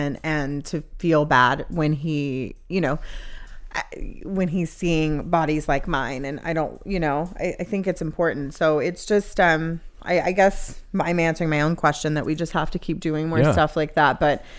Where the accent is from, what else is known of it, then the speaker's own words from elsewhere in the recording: the South, United States; because I grew up in the Bible Belt